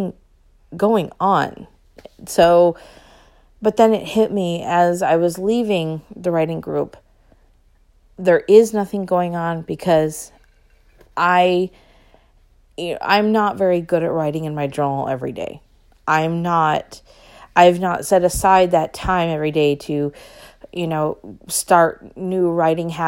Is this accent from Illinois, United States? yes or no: no; Long Beach, California, United States; moved away as an adult; I was born in Long Beach